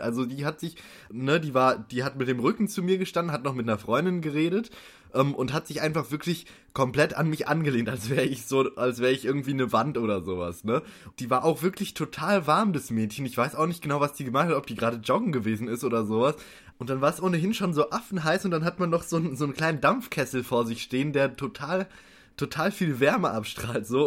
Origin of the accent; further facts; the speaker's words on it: near Frankfurt, Hesse, Germany; ich komme ja aus der Nähe von Frankfurt